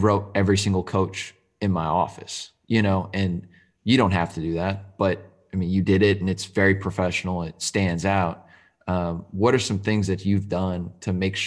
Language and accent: English; Arlington, Texas, United States; I'm from Arlington